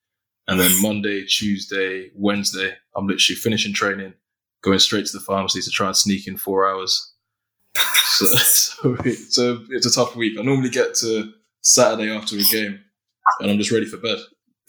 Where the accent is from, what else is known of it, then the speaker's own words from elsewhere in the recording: Ipswich, East of England, United Kingdom; also born or lived in Manchester; I was born in Manchester, grew up in a place called Ipswich.